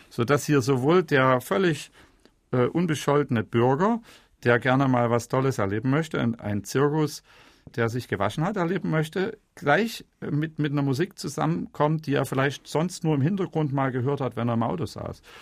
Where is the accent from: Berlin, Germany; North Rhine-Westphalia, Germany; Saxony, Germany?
Saxony, Germany; Schwarzenberg; wenn ich im Erzgebirge aus meiner Heimatstadt Schwarzenberg rausgehe, komme ich gleich äh, nach fünf Kilometern in den ersten Ort, wo ein berühmter Komponist herkommt